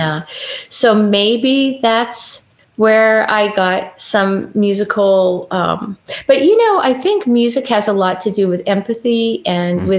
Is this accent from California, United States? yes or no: yes; Los Angeles, California, United States; also born or lived in Bakersfield, California / Orange County, California / Michigan; I was born in Hollywood